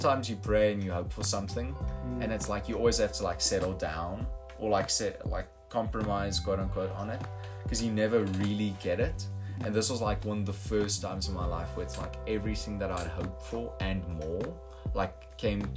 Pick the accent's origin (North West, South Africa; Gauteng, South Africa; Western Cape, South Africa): North West, South Africa; Potchefstroom; I'm from Poch